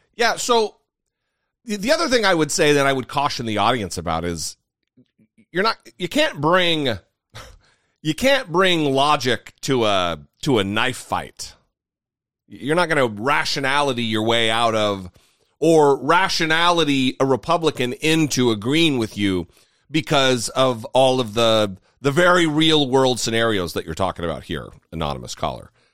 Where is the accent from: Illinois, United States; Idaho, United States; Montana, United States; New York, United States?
Idaho, United States; northern; also born or lived in Southern California; now in Washington, DC, United States; I'm I'm from northern Idaho